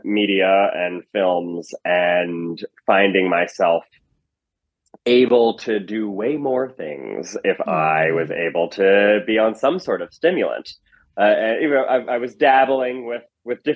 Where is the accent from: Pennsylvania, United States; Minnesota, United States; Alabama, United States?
Pennsylvania, United States; Chadds Ford; moved away as an adult; also born or lived in New York / Los Angeles / Berkeley; I grew up outside of Philadelphia in a town called Chadsford, Pennsylvania